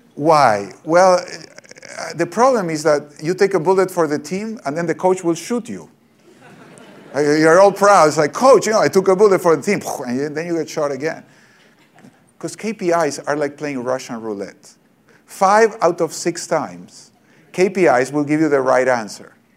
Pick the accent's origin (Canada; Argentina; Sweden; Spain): Argentina; I'm from Argentina